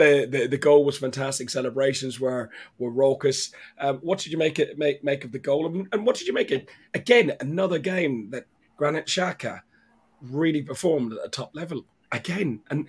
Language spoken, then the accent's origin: English; Ireland; Martinez, listen, you know I'm Irish dyslexic and I can't pronounce your name.